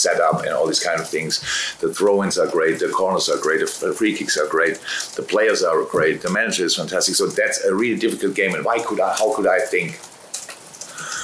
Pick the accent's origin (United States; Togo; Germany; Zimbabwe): Germany; moved away as an adult; now in United Kingdom; I'm from Germany